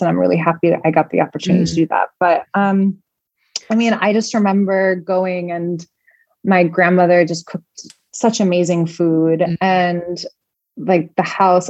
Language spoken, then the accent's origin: English; Chicago, Illinois, United States; moved away as an adult; now in Dubai, United Arab Emirates; I was born and raised in Chicago